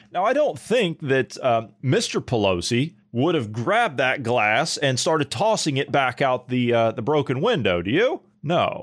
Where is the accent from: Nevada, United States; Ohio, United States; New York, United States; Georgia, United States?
Ohio, United States; my home state of Ohio